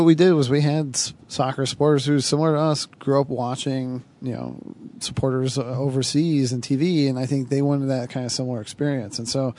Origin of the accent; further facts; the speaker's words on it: Livonia, Michigan, United States; I grew up in Livonia